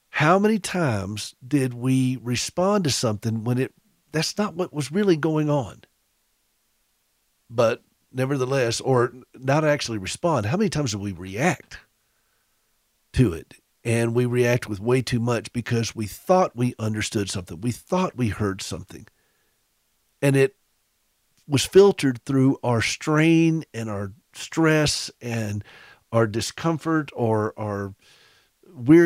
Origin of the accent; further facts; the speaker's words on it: Southern, United States; accent: Southern; my Southern accent